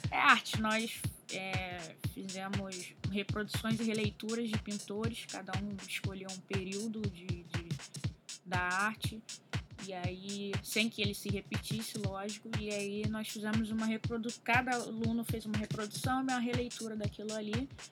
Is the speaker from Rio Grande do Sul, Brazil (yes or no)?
no; Rio de Janeiro, Brazil; eu tenho 29 anos, sou do Rio de Janeiro